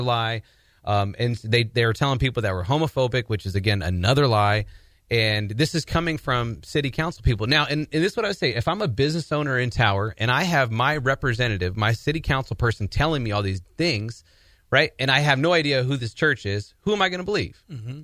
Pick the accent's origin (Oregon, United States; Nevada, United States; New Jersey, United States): Oregon, United States; Portland; my background is that I'm originally from Portland, Oregon.